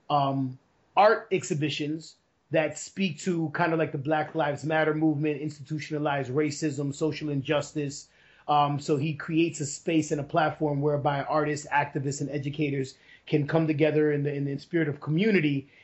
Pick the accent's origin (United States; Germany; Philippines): United States; New York City, New York; moved away as an adult; now in Bay Area, United States; I was born and raised in New York